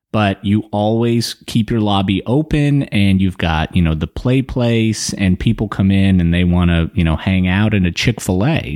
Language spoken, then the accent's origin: English; Atlanta, Georgia, United States; moved away; I grew up in Atlanta